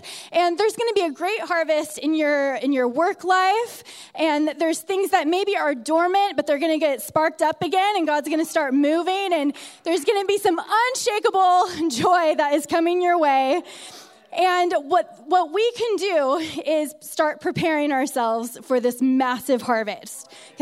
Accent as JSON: {"language": "English", "region": "California", "country": "United States", "tie": "born or raised there", "also_born_or_lived": "San Diego", "moved": "as an adult", "lives_now": "Utah, United States", "said": "I was born and raised in California, not around mountains"}